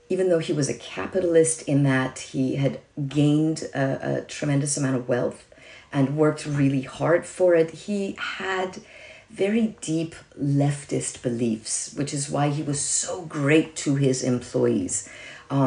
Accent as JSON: {"language": "English", "country": "Iran", "tie": "born or raised there", "moved": "yes", "lives_now": "United States", "said": "I was born in Iran, And I was 10 years old when the revolution in Iran happened."}